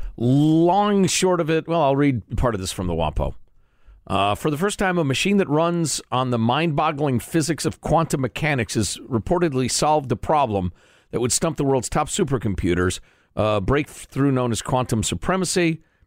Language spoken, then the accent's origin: English; United States; as an American with our big honkin' military